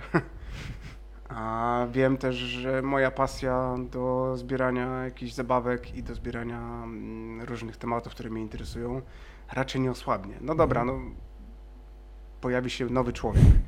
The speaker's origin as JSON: {"language": "Polish", "town": "Szczecin", "region": "West Pomeranian Voivodeship", "country": "Poland", "tie": "born or raised there", "said": "ja też jestem ze Szczecina"}